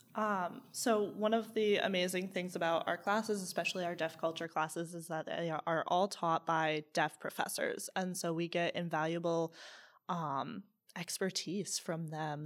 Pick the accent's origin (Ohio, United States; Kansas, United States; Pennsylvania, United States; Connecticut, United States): Connecticut, United States; Southington; moved away; also born or lived in Charlottesville, Virginia; I grew up in Southington, Connecticut, but I moved to Charlottesville, Virginia.